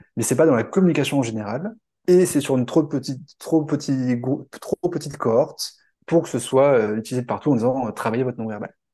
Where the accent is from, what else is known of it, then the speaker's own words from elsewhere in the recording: France; en tant que Français